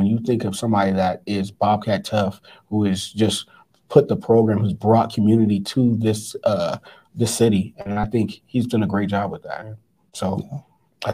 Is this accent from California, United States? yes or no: yes; California, United States; now in Montana, United States; I mean, I came here from Southern California not knowing where Montana really was on the map.